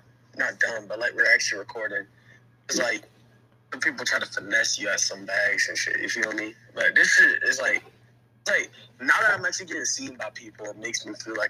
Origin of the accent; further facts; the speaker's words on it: New York City, New York, United States; now in North Carolina, United States; I'm from North Carolina, raised in Bushwick. From New York, live in North Carolina, raised in Bushwick.